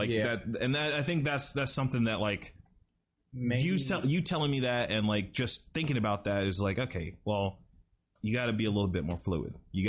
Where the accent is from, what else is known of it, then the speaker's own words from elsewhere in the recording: South Carolina, United States; now in Florida, United States; I'm coming from South Carolina, dude, where we actually got snow.